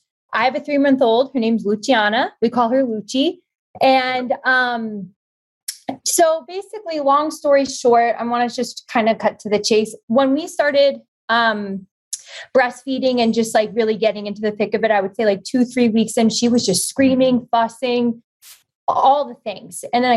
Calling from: Los Angeles, California, United States; I live in LA.

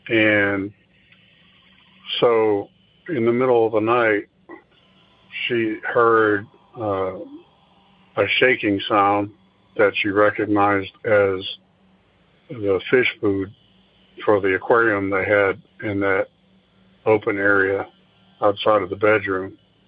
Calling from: Oklahoma City, Oklahoma, United States; from Oklahoma City again.

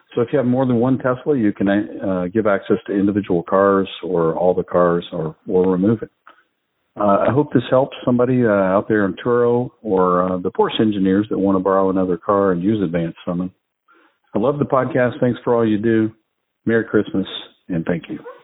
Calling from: Atlanta, Georgia, United States; I'm calling from the Atlanta area.

